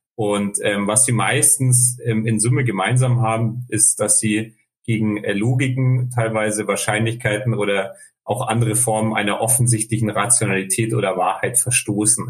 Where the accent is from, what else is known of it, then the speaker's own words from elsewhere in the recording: Munich, Bavaria, Germany; geboren, aufgewachsen in München